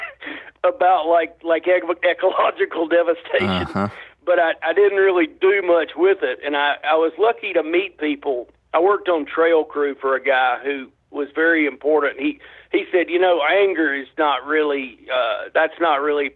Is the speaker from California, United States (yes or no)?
no; North Alabama, United States; I grew up in North Alabama